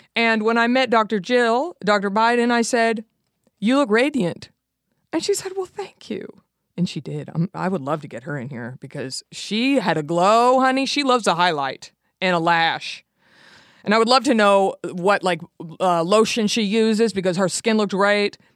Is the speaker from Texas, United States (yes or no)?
yes; Texas, United States; growing up in Texas